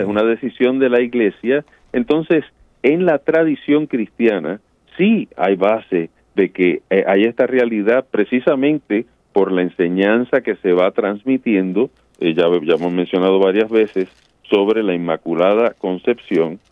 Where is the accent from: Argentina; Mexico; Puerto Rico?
Puerto Rico; yo me crié en Puerto Rico